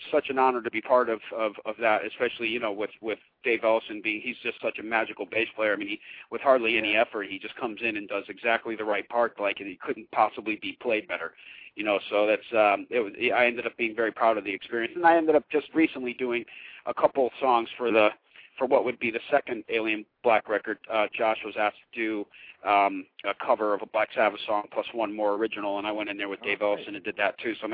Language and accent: English; Connecticut, United States; I'm from Connecticut, so any reason I get to go out east